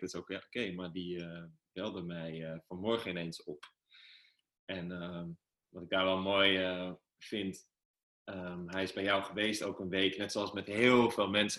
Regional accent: Amsterdam, North Holland, Netherlands; waar ik vandaan kom, eh, ja, uh, gewoon een jongen uit Amsterdam-Noord

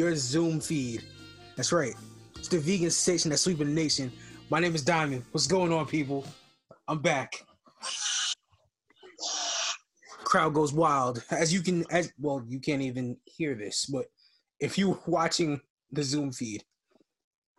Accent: New York City, New York, United States; We from the real New York.

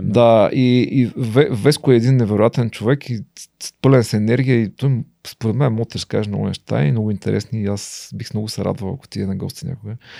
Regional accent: Ruse, Ruse Province, Bulgaria; съм от Русе

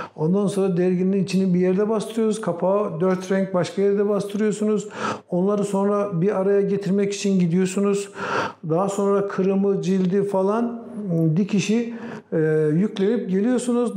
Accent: Yaylapınar village, Bayburt, Turkey; moved away as an adult; also born or lived in Istanbul; 1956'da Bayburt'un Yaylapınar köyünde dünyaya geldim.

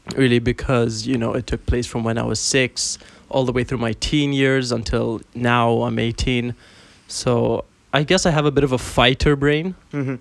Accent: Bahrain; now in Dubai, United Arab Emirates; I am from Bahrain, but uh, currently in Dubai

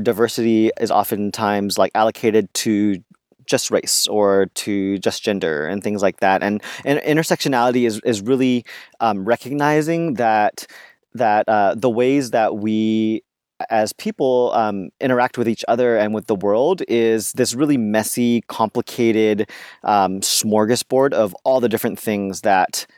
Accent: California, United States; growing up in California and in a very diverse neighborhood

